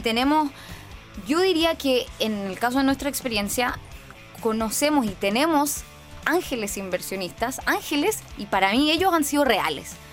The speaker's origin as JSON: {"language": "Spanish", "country": "Chile", "said": "soy de Chile"}